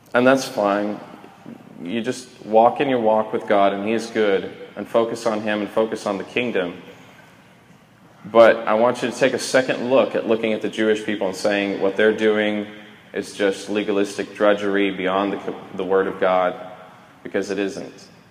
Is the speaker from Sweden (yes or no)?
yes; Sweden; I'm a Viking from Sweden, all sides of the family, direct descendant